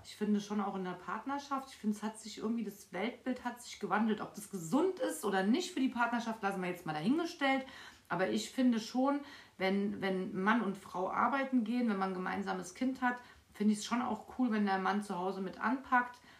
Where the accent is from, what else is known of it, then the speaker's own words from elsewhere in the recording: Frankfurt, Hesse, Germany; Ich bin mitten in Frankfurt aufgewachsen